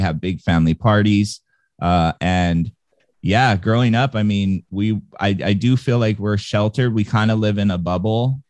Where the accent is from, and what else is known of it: Hawaii, United States; born or raised there